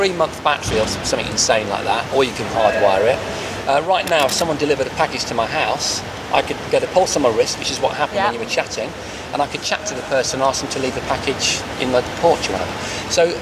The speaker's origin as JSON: {"language": "English", "town": "Wordsley", "region": "West Midlands", "country": "United Kingdom", "said": "I'm from Wordsley originally."}